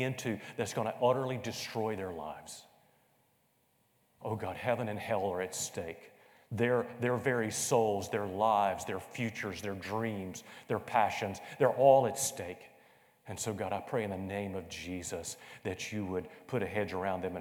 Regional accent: Conway, South Carolina, United States; growing up in Greenwood Baptist Church in the south southern area of Conway, South Carolina

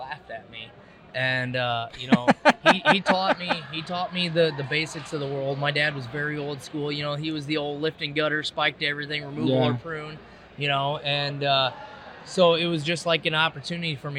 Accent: Davenport, Iowa, United States; now in Illinois, United States; I grew up in Iowa, you know, Davenport

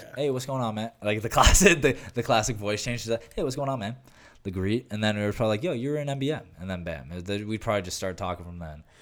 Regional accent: Canada; I'm Canadian

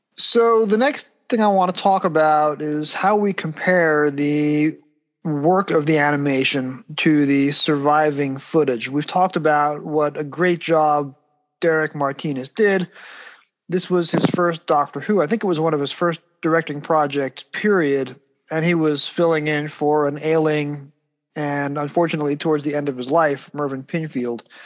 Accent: United States; growing up in the States

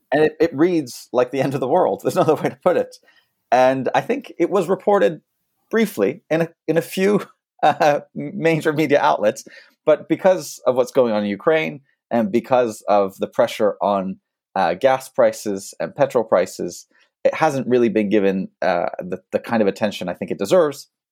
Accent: France; moved away; so I'm a French citizen despite my accent. I'm also American, but I grew up in France

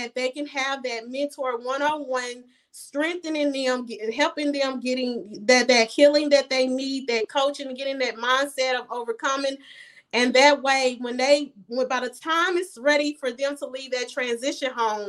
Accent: United States; moved away as an adult; also born or lived in Ghana; I was born here

